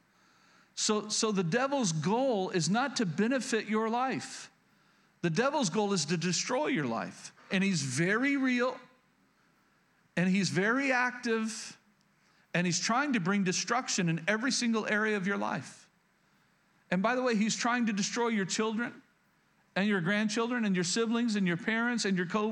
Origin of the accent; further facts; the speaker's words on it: rural Oklahoma, United States; I grew up in Oklahoma, rural Oklahoma.